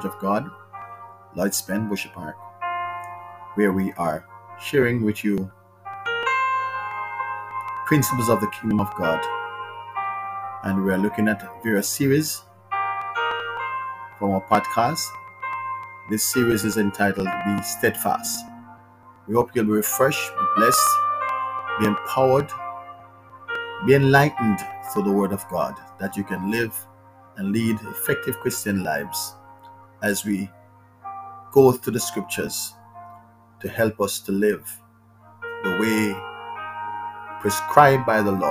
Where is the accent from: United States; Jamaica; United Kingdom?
Jamaica; we celebrate what we call Emancipation Day in Jamaica. We celebrate Independence Day, when we are free from British control